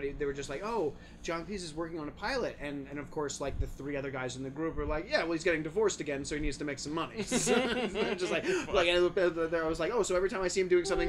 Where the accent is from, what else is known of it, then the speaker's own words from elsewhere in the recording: New York, United States; as, you know, an American, I live in a city, like, yep. I grew up in New York.